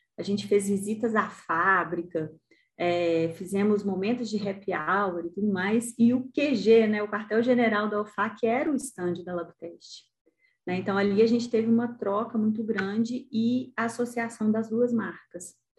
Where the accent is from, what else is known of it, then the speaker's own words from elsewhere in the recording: Brazil; also born or lived in Italy; eu era a única estrangeira, né? E, e vinha de um país em desenvolvimento